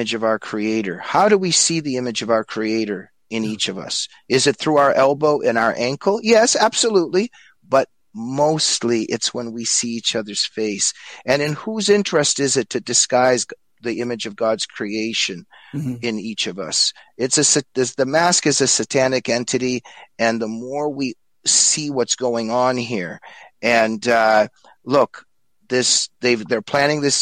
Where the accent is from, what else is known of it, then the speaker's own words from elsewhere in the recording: United States; I was growing up in the United States